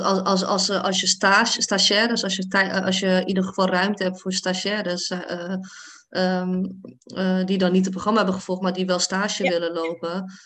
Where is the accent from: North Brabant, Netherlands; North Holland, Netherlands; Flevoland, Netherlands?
North Holland, Netherlands; Hoorn; now in The Hague, Netherlands; Ik kwam dan uit Hoorn, een dorp, best wel eh, een witte dorp